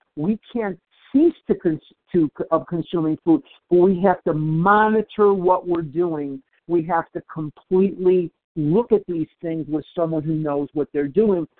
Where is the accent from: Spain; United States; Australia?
United States; Chicago, Illinois; I'm born and raised in Chicago. There's Lake Michigan going through my veins.